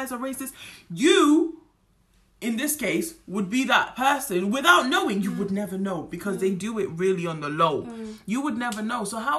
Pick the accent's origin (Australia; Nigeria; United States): Nigeria; I'm gonna use Nigerian because I'm Nigerian.